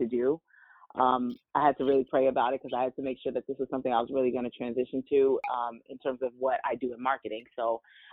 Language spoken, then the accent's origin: English; New Jersey, United States; also born or lived in Washington, D.C.; I am from New Jersey, born and raised